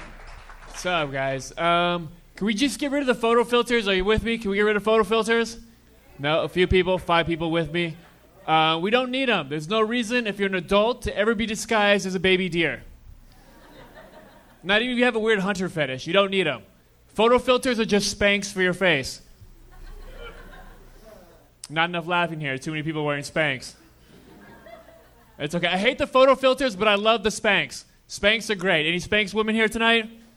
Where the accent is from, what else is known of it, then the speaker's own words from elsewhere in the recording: Dallas, Texas, United States; now in Los Angeles, United States; Dallas, Texas.